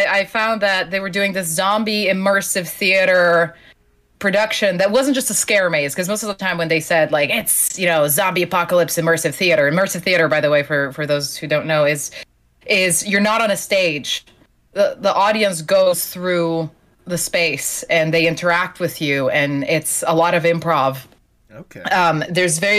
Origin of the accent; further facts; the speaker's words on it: Slovenia; English is a second language; moved away; I'm originally from Slovenia, which is a country of 2 million people